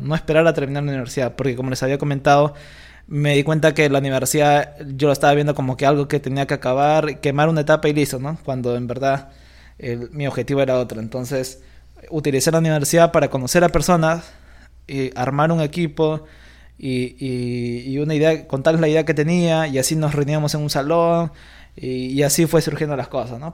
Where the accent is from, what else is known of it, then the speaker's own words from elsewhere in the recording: Lima, Peru; nosotros somos de Lima, Perú